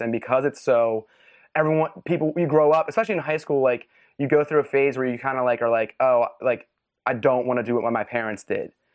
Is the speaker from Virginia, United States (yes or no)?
no; West Chester, Pennsylvania, United States; moved away; I grew up in Westchester, Pennsylvania, which is, like, a suburb right outside of Philly